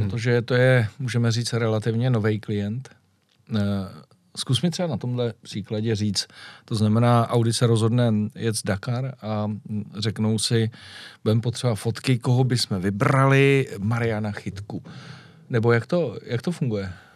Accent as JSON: {"language": "Czech", "country": "Czechia", "said": "jsem z České republiky"}